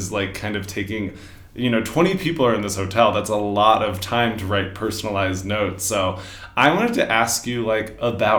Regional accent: Denver, Colorado, United States; moved away; I am from Denver, Colorado

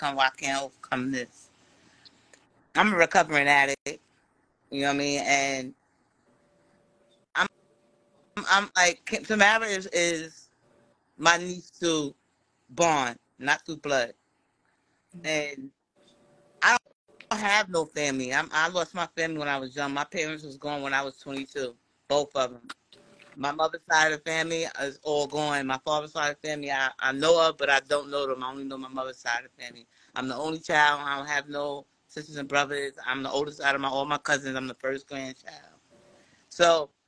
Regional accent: New York City, New York, United States; now in San Antonio, United States; I'm from Bed-Stuy, but I live in Texas now

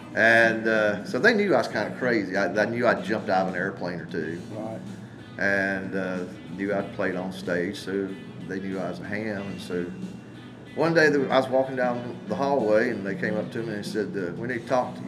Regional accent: Charlotte, North Carolina, United States; also born or lived in Marion, North Carolina; we moved from Charlotte, North Carolina, to Marion, North Carolina

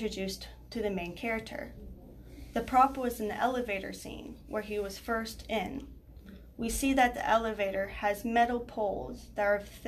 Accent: Texas, United States; I'm from Texas

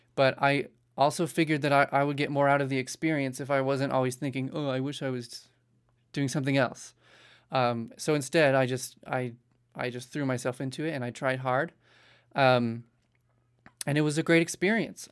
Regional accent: Salt Lake City, Utah, United States; moved away; I was born actually in Utah, Salt Lake City

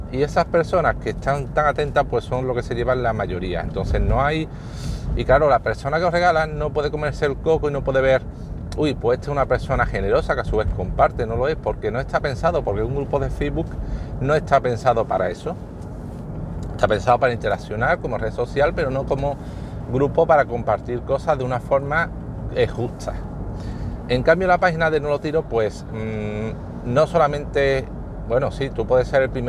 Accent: Andalusia, Spain; accent: Sevillian; me dicen que tengo un acento sevillano fuerte

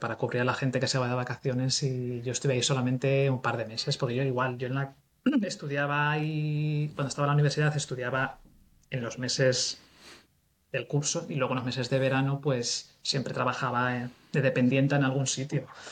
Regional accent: Cuenca, Castilla-La Mancha, Spain; moved away as an adult; also born or lived in Bristol; soy de Cuenca

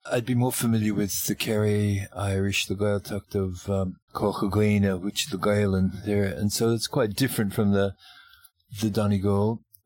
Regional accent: Australia; moved away as an adult; also born or lived in Melbourne, Australia / Northern Territory, Australia; now in Ireland; I'm an Australian musician

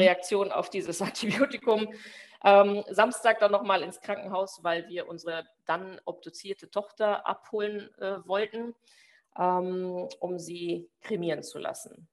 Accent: Germany; moved away as an adult; now in Belgium; Ich komme ja aus Deutschland

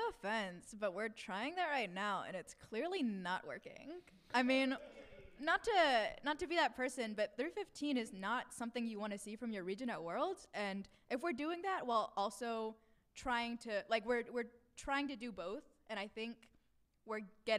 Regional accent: Georgia, United States; I'm from Georgia. I live in a suburb of Atlanta, but I'm in Orlando.

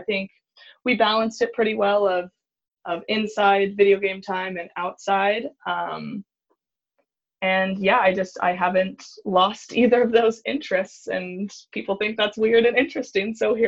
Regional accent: California, United States; It's funny that how often I hang out at the beach now, and I live in California. I did not grow up on the beach. My family would go camping in San Clemente

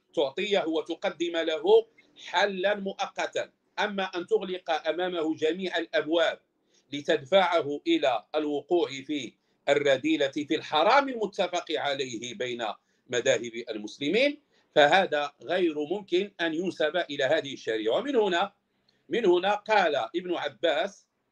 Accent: Morocco; احنا عندنا في المغرب

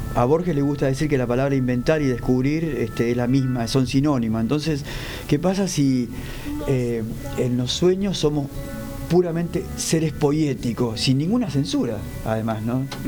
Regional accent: Arrecifes, Buenos Aires Province, Argentina; now in La Plata, Argentina; en los carnavales de Arrecife, de mi pueblo, cerca de San Pedro

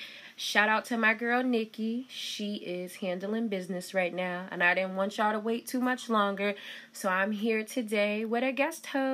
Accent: Riverside, California, United States; moved away; we both grew up in California

